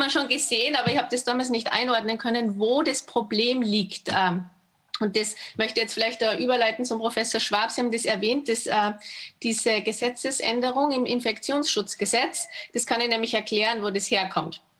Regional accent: Austria; Also, mein, also ich komme aus Österreich

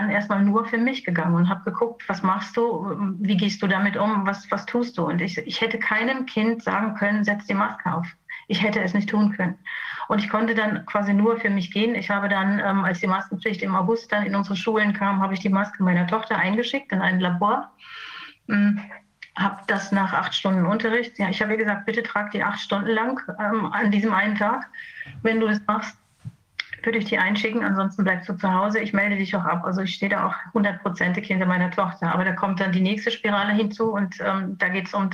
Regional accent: Germany; Also ich komme aus der DDR.

